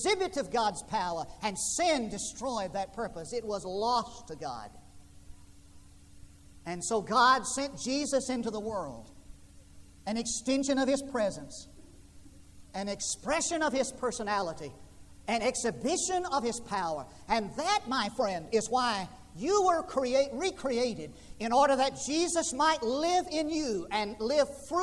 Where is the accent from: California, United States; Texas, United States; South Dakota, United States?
Texas, United States; West; moved away; I grew up in West Texas, and there was just one tree